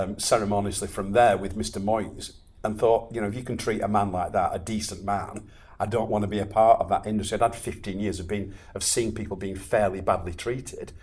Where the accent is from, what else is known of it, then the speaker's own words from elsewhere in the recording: Chorley, North West England, United Kingdom; I was born and bred in Chorley, and I'm very, very, very proud